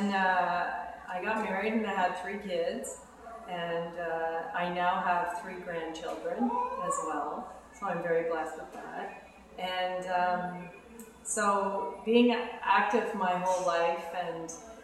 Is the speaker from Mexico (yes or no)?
no; Ottawa, Ontario, Canada; I grew up in Ottawa, and I grew up in a very athletic family.